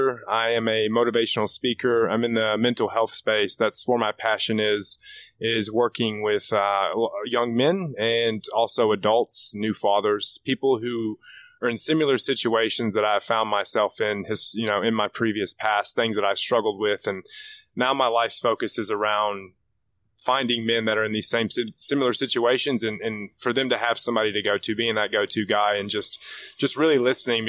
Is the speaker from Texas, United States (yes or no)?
yes; Dallas, Texas, United States; moved away as an adult; now in Sydney, Australia; I'm from Texas, from Dallas, Texas originally